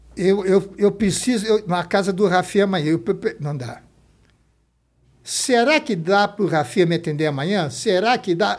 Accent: São Paulo, Brazil; also born or lived in Rio de Janeiro, Brazil; a gente veio do Rio para São Paulo, São Paulo em 45 era, entre aspas, uma província

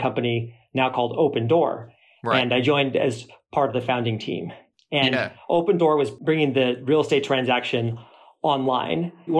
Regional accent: Phoenix, Arizona, United States; I grew up in Phoenix, third generation Phoenician, and thought it was a great place to grow up

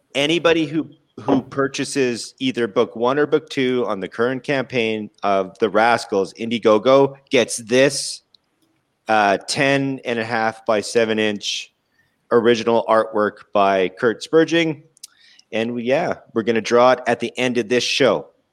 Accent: Winnipeg, Manitoba, Canada; my hometown in Winnipeg

